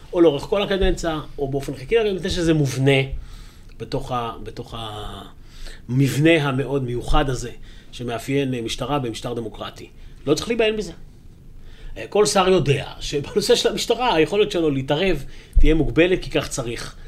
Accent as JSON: {"language": "Hebrew", "town": "Jerusalem", "region": "Jerusalem District", "country": "Israel", "tie": "born or raised there", "also_born_or_lived": "Kiryat Arba", "said": "גם אני יליד ירושלים וגדלתי בירושלים."}